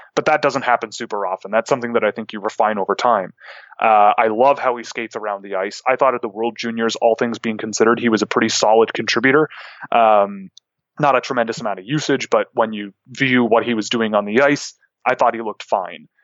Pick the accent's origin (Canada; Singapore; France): Canada; Toronto, Ontario; since I'm from Toronto